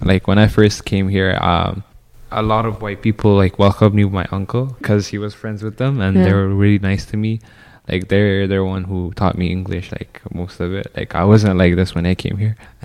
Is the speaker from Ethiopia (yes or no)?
yes; Ethiopia; now in Canada; I was born in Ethiopia